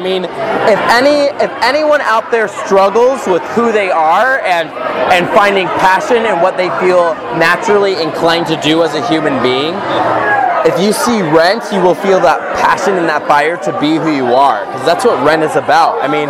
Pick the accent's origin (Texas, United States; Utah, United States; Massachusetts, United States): Utah, United States; Salt Lake City; now in California, United States; I'm from Salt Lake City, Utah. I just moved to California.